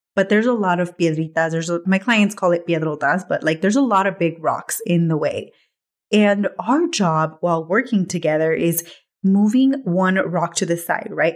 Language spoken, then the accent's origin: English; Watsonville, California, United States; moved away; back home in Watsonville, where I grew up, in my hometown